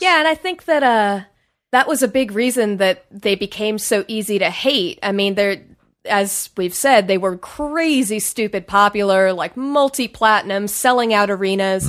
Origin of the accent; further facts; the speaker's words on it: Washington, District of Columbia, United States; moved away; also born or lived in New York; I'm from D C.